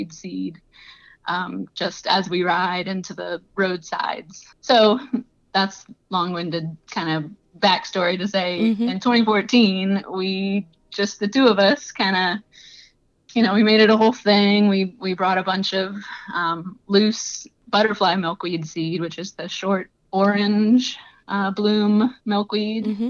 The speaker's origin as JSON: {"language": "English", "region": "Southeast Louisiana", "country": "United States", "moved": "as an adult", "lives_now": "Iowa, United States"}